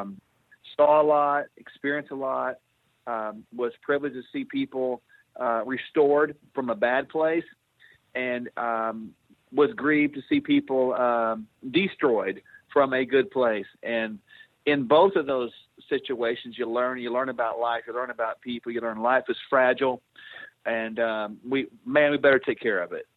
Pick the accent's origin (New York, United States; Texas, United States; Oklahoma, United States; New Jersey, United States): Oklahoma, United States; I came back to uh, my home state of Oklahoma